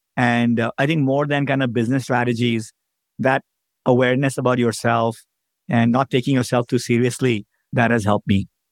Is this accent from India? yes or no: yes; India; moved away as an adult; now in United States; I grew up in India as an immigrant.